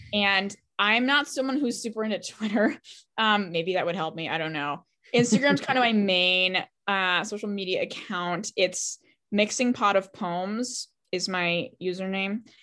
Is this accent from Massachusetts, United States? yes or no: yes; Boston, Massachusetts, United States; I'm from Boston